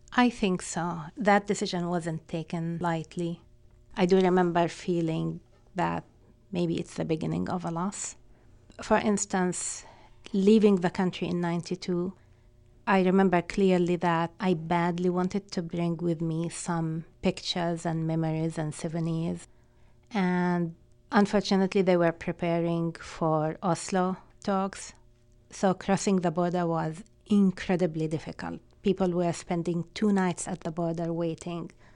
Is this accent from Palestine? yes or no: yes; Palestine; English is a second language; moved away as an adult; now in United States; Being Palestinian